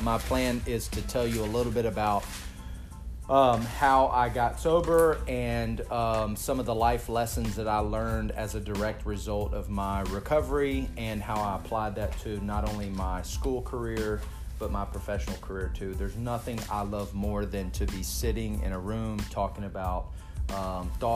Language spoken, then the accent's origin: English; Texas, United States; I'm from Texas. I grew up with a family that were, for the most part, I thought it was quite social drinking